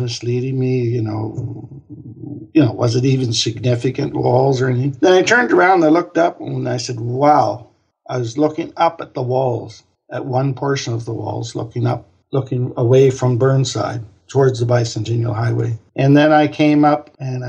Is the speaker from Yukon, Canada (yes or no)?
no; Truro, Nova Scotia, Canada; moved away as an adult; also born or lived in Bedford, Nova Scotia / Halifax, Nova Scotia; now in Austria; I moved from Truro, Nova Scotia, where I grew up, in 1985 to Bedford, Nova Scotia